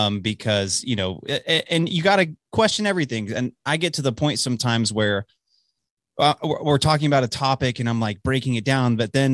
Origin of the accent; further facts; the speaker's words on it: Dallas, Texas, United States; moved away as an adult; also born or lived in Illinois; now in Amarillo, United States; I grew up in Dallas, born and raised, suburbs of Dallas. So, but I haven't lived there since I was 18. I'm 25, almost 26 now.